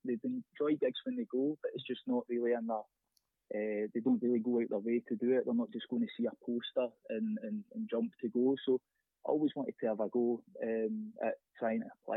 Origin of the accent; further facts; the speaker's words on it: Greenock, Scotland, United Kingdom; I grew up in Greenock